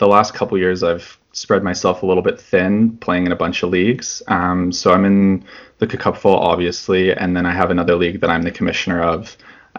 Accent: Vancouver, British Columbia, Canada; I'm from Vancouver, BC.

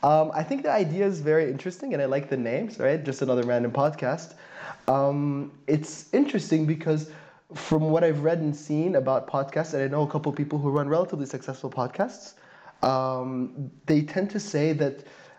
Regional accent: Syria; also born or lived in Saudi Arabia / Slovakia; now in Berlin, Germany; I come from Syria, but I lived in Saudi Arabia, Slovakia, and a few other places, actually, before settling into this beautiful German, non-German city that is Berlin.

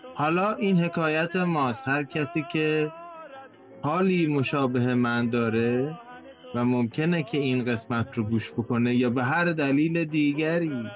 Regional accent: Iran; now in Canada; ماهایی که خارج از ایران هستیم

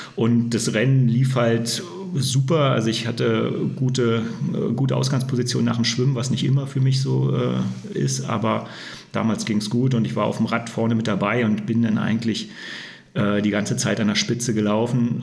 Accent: Berlin, Germany; moved away as an adult; now in Würzburg, Germany; ich komme ja gebürtig aus Berlin, bin ja erst seit 2006 hier im Frankenland und in Würzburg.

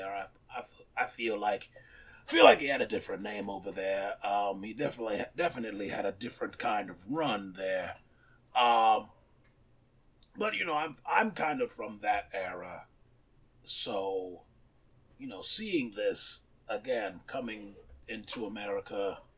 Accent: Japan; growing up in Japan, watching

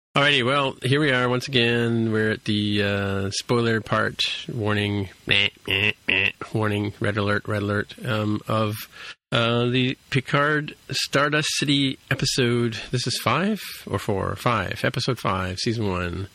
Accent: Canada; accent: Canadian; my Canadian accent

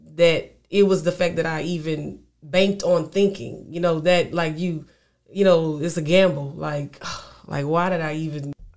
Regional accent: Lafayette, Louisiana, United States; now in Houston, United States; I'm a Louisiana native, always will be.

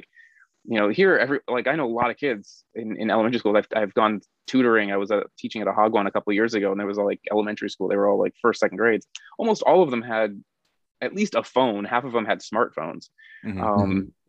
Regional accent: Phoenix, Arizona, United States; moved away as an adult; now in South Korea; very North Phoenix. So yeah. I was in Phoenix, but I was like on the outskirts north

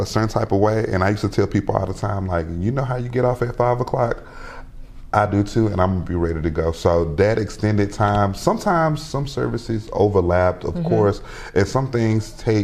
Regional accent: Macon, Georgia, United States; moved away as an adult; I had worked in Macon in my hometown

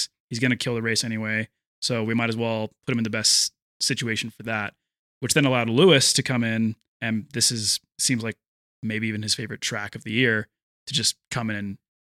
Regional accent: Canada; It's like when people find out that I'm from Canada

